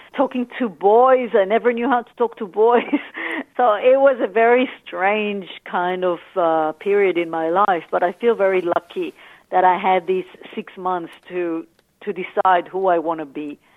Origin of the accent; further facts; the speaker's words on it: Tel Aviv, Tel Aviv District, Israel; moved away as an adult; now in Australia; I grew up in Tel Aviv